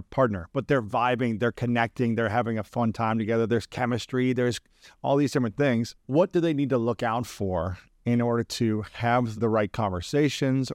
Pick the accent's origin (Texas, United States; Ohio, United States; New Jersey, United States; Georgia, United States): Ohio, United States; as a male growing up in Ohio